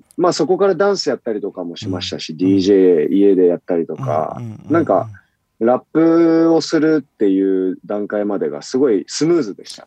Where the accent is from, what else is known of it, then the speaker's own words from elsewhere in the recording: Sapporo, Hokkaido, Japan; 僕地元札幌なんですけど